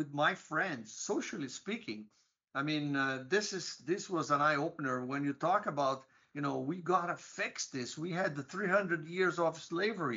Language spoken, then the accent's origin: English; Brazil; moved away as an adult; also born or lived in United States; I grew up in Brazil